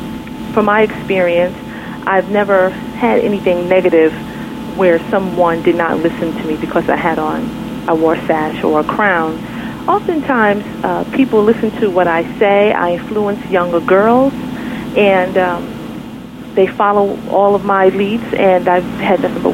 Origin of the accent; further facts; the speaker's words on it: New York City, New York, United States; also born or lived in Brooklyn, New York; Well, actually, I am a Queens girl. I was born and raised in Queens, New York, and about 6 years ago, I moved to Brooklyn, New York